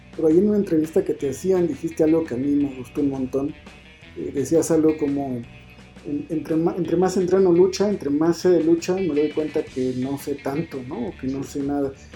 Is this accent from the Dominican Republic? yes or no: no; Mexico; nuestra idiosincrasia como mexicano